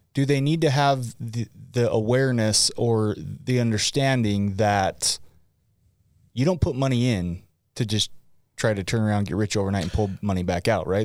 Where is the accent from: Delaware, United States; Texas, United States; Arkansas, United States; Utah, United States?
Utah, United States; West Point; I grew up in West Point, Utah